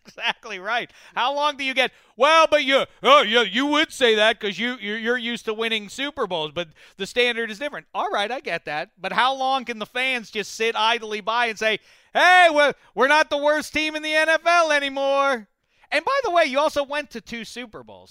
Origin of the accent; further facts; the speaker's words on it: Pittsburgh, Pennsylvania, United States; I'm from Pittsburgh.